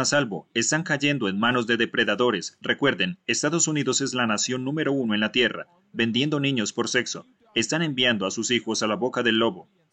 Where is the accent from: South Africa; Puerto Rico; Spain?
South Africa; Yo soy de Sudáfrica